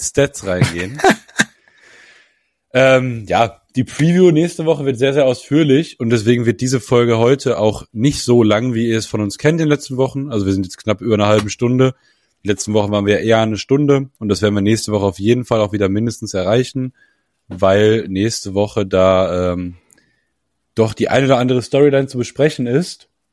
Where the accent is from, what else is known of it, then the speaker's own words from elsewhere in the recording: Germany; als Deutscher